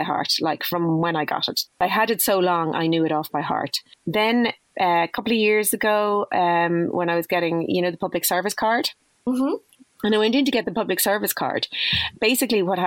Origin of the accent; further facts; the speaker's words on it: Dublin, Leinster, Ireland; I grew up in Dublin